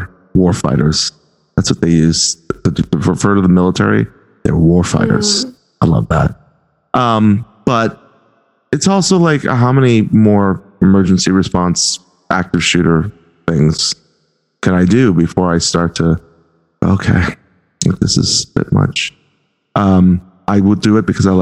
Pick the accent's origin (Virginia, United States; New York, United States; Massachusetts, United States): Massachusetts, United States; Boston; accent: Boston; my Boston accent